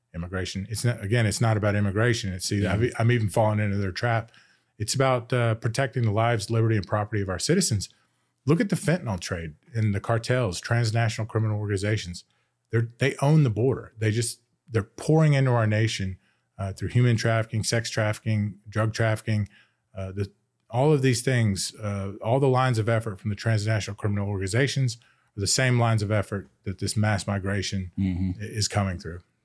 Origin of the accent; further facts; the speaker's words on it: United States; I grew up in Montgomery County and I went to a pretty good school system